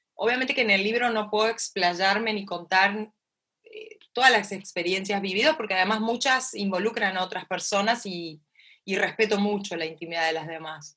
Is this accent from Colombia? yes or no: no; Concordia, Entre Ríos, Argentina; yo mamé en Concordia, como bien me dijiste al principio, en mi tierra natal, en Entre Ríos, en Argentina, en la frontera con Uruguay, esta, familia que me crió, cómo me criaron, cerca del río